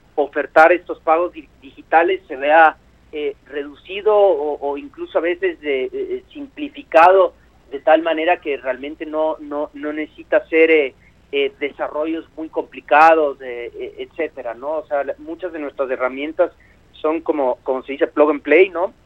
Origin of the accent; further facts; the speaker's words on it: Ecuador; yo y mis socios somos de Ecuador originalmente, y Kuski es una palabra de, uso cotidiano en mi país